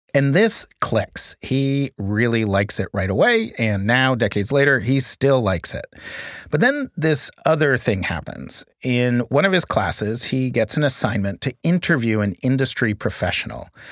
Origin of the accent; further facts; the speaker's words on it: New York City, New York, United States; I grew up in Manhattan, in New York City.